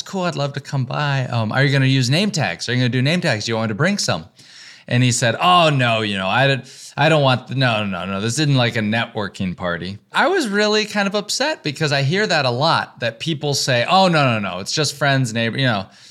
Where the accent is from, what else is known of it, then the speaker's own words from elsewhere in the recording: the South, United States; moved away as an adult; also born or lived in Texas / Georgia / North Carolina; now in New York, United States; I grew up in the South, in Texas and Georgia